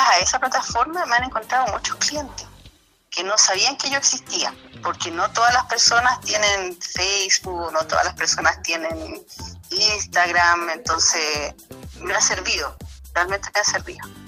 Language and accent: Spanish; Illapel, Coquimbo, Chile; yo soy de Illapel